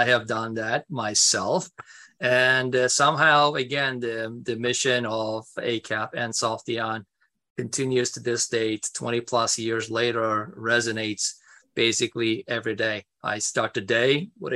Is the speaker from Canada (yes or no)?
no; Istanbul, Turkey; moved away as an adult; now in United States; I was born in Turkey, Istanbul, grew up on the streets of Istanbul and various parts of Turkey